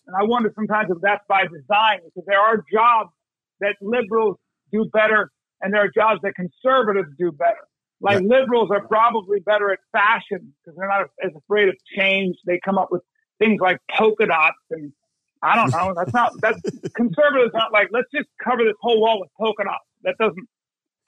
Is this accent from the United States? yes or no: yes; United States; I'm an American.